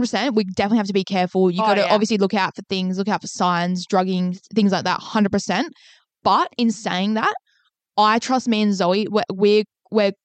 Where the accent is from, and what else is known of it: Exmouth, Western Australia, Australia; born or raised there; moved away as an adult